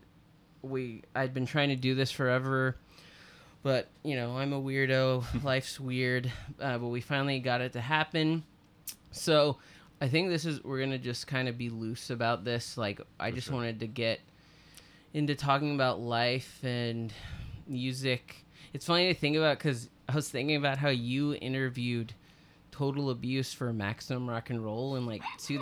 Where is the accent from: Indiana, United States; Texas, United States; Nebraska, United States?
Texas, United States; Austin; I'm from Austin